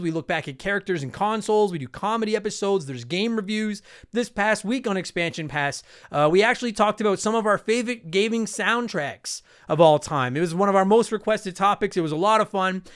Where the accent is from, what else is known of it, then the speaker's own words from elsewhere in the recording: Canada; I'm Canadian with the French on it